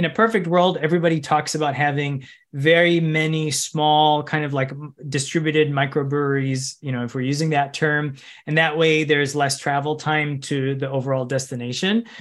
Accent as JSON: {"language": "English", "area": "Chicago suburbs", "region": "Illinois", "country": "United States", "tie": "born or raised there", "said": "I grew up in Chica, in the Chicago suburbs"}